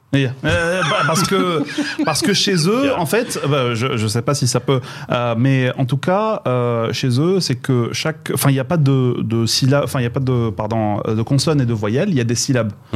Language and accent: French; Boujdour, Laâyoune-Sakia El Hamra, Morocco; moved away; also born or lived in Meknes; j'ai grandi à Bousdol, c'est donc la fin du Maroc